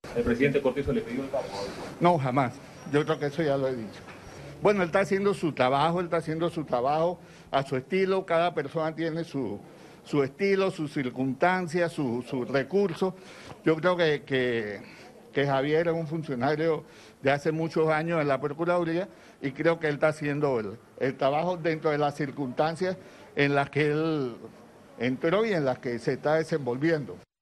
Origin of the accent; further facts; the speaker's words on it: Panama; como panameños